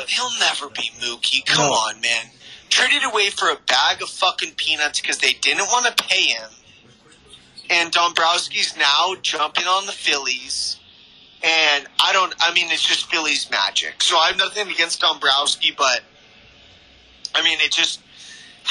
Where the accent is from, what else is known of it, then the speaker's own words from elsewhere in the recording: San Diego, California, United States; being from San Diego